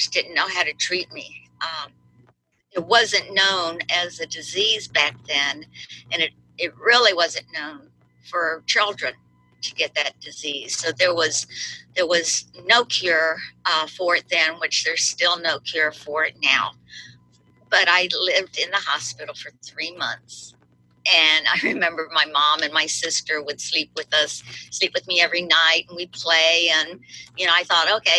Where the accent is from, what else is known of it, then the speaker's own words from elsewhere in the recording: Miami, Florida, United States; I was born in Miami, and my parents were both Cuban. And we lived in a little house in Miami with terrazzo flooring